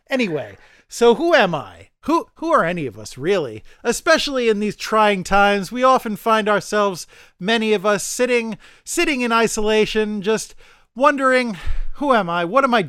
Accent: New York City, New York, United States; I mean, as a New Yorker, any day you don't have to go on the MTA is by default a good day.

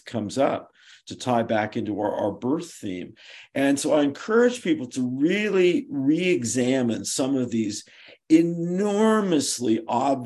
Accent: Berkeley, California, United States; I was born in Berkeley, California

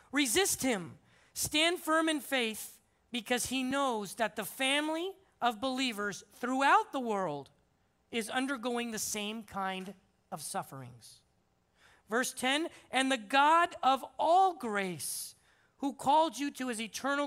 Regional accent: Simi Valley, California, United States; moved away as an adult; now in Dominican Republic; I'm originally from Simi Valley, so I kind of feel like I'm at my home turf

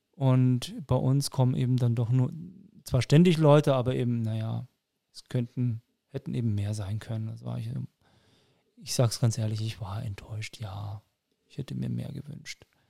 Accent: Frankfurt am Main, Hesse, Germany; moved away; also born or lived in Nuremberg; ich bin Hesse. Also ich bin Frankfurter, in Frankfurt am Main geboren, aber mit österreichischem Pass

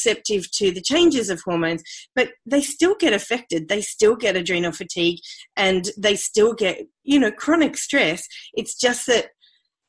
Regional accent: Australia; accent: Australian; moved away as an adult; also born or lived in United Kingdom; I am Australian. You might be able to hear that from my accent, but so I grew up in Australia and went to university in Australia

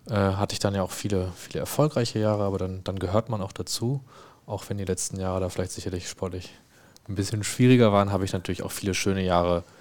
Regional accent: Dortmund, North Rhine-Westphalia, Germany; und dann saß man halt als Dortmunder und Schalke

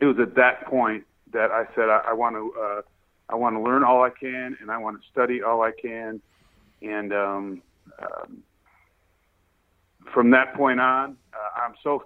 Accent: North Tonawanda, New York, United States; moved away; also born or lived in California; I grew up in North Tonawanda

